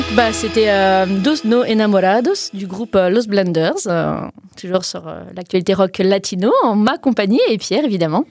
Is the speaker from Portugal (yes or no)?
yes; Portugal; je suis portugaise, hein, pas espagnole ni mexicaine.